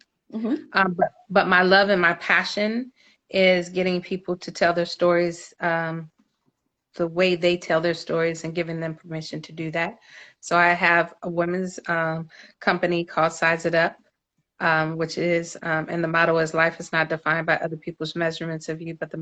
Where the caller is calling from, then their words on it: Los Angeles, California, United States; I'm calling you from California, Los Angeles.